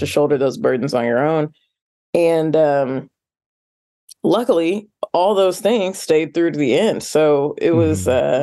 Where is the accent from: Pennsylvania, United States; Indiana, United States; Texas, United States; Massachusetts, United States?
Indiana, United States; Indianapolis; growing up in Indianapolis, which is rural adjacent